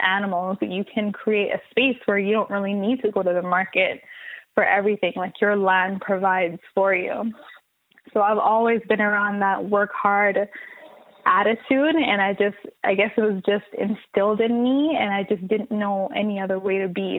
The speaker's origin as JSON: {"language": "English", "country": "Jamaica", "tie": "born or raised there", "moved": "yes", "lives_now": "Canada", "said": "I was born in Jamaica, born and raised. And I'm talking like country where you don't have no cable TV. You don't have a lot of electricity to use when the night comes."}